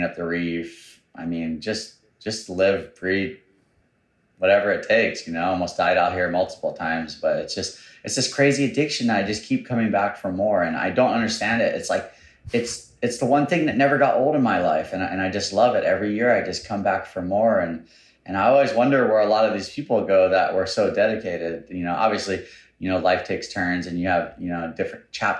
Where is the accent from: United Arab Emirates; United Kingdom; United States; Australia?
United States; North Shore, Oahu, Hawaii; born and raised on the North Shore. I was born in Kahuku Hospital, 1983